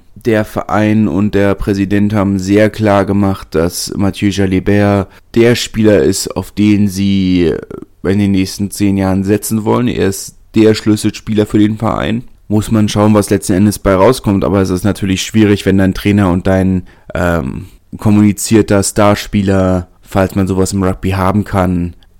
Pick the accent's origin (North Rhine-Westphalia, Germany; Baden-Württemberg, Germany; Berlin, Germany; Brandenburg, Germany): Berlin, Germany; als Berliner